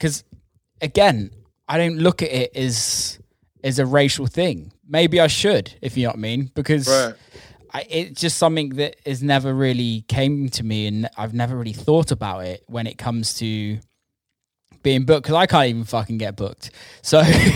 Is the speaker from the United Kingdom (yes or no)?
yes; United Kingdom; moved away as an adult; also born or lived in Michigan; my hometown in Europe, if you know what I mean, in the UK.